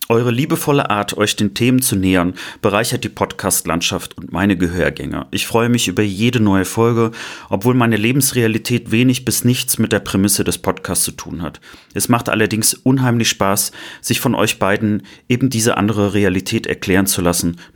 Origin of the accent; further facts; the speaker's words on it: West Germany, Germany; Ich bin Wessi durch und durch